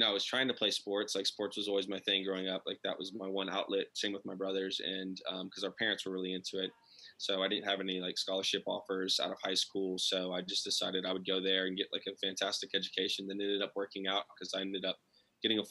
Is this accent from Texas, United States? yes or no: yes; Austin, Texas, United States; also born or lived in Lago Vista, Texas; I'm actually originally from Austin, Texas, which is where I live now. I grew up here, pretty close to the city